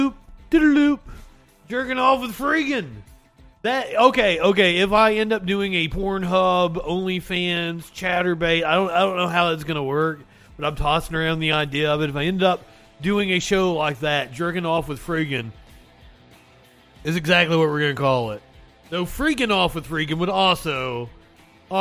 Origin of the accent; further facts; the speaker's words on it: Appalachia, United States; as a Appalachian